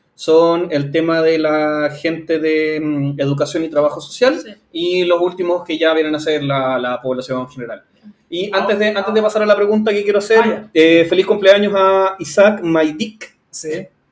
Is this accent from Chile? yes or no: yes; Chile; nosotros como chilenos